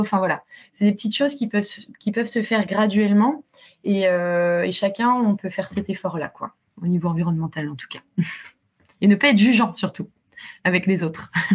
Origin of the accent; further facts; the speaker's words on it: Rennes, Brittany, France; moved away as an adult; also born or lived in Toulouse / London / Belgium / Latin America; je suis partie de Rennes vers 18 ans